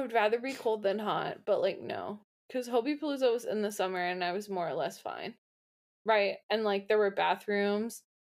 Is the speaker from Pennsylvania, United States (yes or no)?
yes; Pittsburgh, Pennsylvania, United States; I'm from Pittsburgh